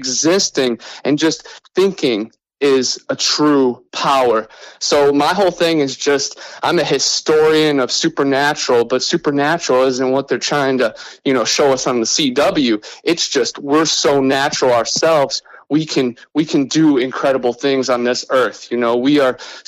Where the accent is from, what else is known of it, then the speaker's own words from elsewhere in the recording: Cleveland, Ohio, United States; moved away as an adult; also born or lived in Lakeland, Florida; now in Florida Panhandle, United States; I'm originally from Cleveland, Ohio, right on Lake Erie. But now I live in Florida in the Panhandle. And you know, I grew up right on in Ohio